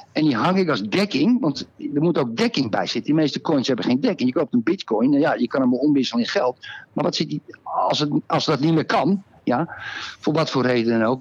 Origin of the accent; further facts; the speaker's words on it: Netherlands; now in Portugal; ik ben een Nederlander